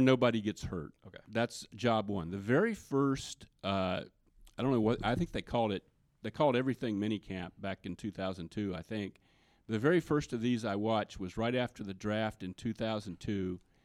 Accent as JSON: {"language": "English", "region": "the South", "country": "United States", "tie": "born or raised there", "said": "growing up in the South as I did"}